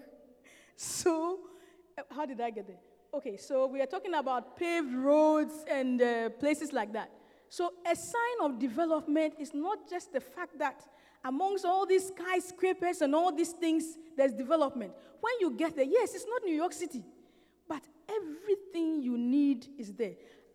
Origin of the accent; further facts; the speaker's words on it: Ghana; I come from Ghana. I've never been to the north of Ghana